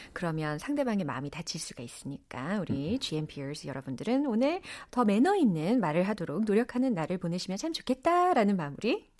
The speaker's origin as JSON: {"language": "Korean", "region": "Seoul", "country": "South Korea", "tie": "born or raised there", "said": "저의 고향은 서울입니다"}